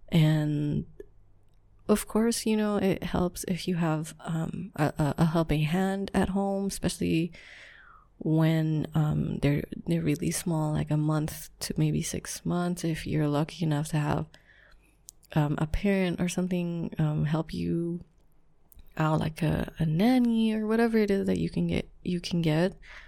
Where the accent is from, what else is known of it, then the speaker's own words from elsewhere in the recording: Philippines; so just a little background, I am Filipino, so Asian, raised, strict household, that part doesn't matter, but anyways, I am from a culture where you co-sleep.